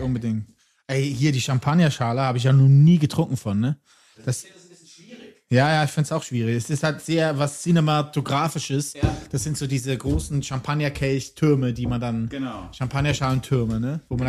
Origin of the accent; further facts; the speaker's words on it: Lucerne, Switzerland; aus meiner Heimat und jetzt wirklich straight aus Luzern